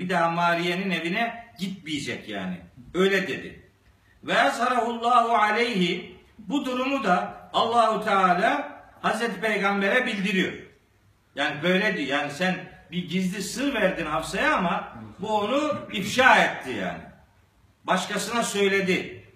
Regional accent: Black Sea Region, Turkey; Bizim Karadeniz'de

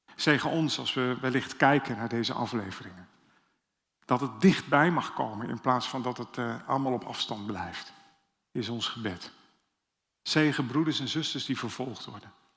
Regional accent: Amsterdam, North Holland, Netherlands; Dat zeg ik zelfs als Amsterdammer

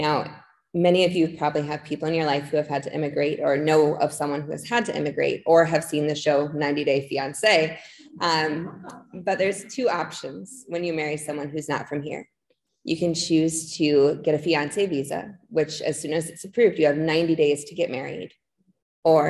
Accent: La Crosse, Wisconsin, United States; I am from La Crosse, Wisconsin

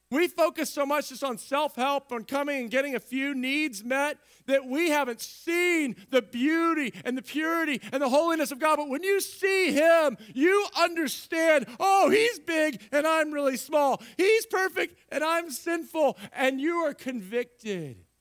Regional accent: Central Texas, United States; moved away; I grew up in Central Texas

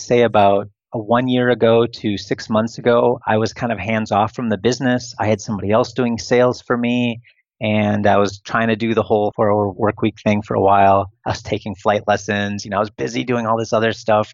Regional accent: Wisconsin, United States; moved away as an adult; also born or lived in Italy / China / Arizona / Philippines; now in Romania; outside of my home state, outside of Wisconsin

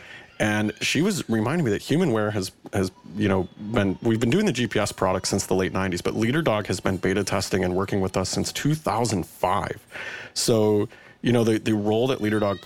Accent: Chicago, Illinois, United States; I am from Chicago. I've grown up in Chicago, so I've lived here my entire life

